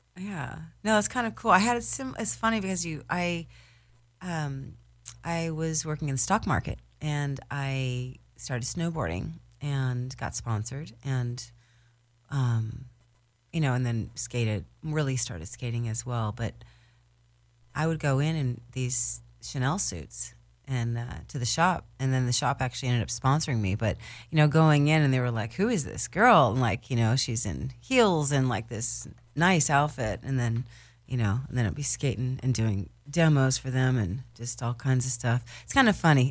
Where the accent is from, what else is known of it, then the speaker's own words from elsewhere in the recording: Newport Beach, California, United States; I was raised in Newport Beach